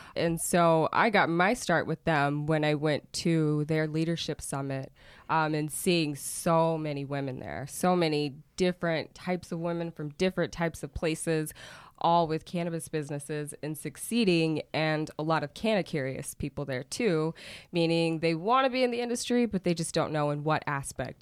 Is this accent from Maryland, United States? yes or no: no; Oklahoma, United States; also born or lived in San Diego, California / Miami, Florida; I did leave when I was seven and grew up in Oklahoma